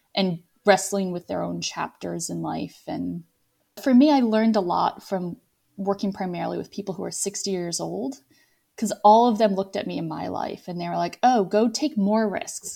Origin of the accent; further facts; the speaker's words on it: Virginia, United States; moved away as an adult; also born or lived in Scranton, Pennsylvania / Moldova / France / Rome; now in Toulouse, France; First eighteen years of my life, born and raised in the same county in Virginia